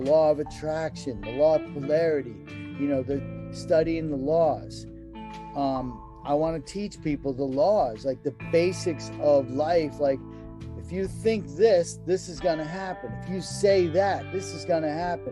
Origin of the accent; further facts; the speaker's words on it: New England, United States; moved away; I was raised in New England, like beef and potatoes